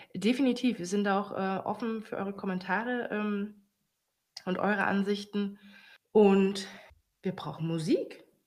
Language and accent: German; Germany; als Deutsche